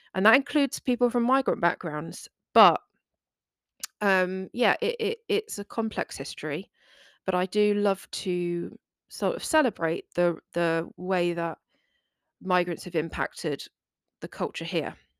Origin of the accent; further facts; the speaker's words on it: England, United Kingdom; England. um, today, which is my home country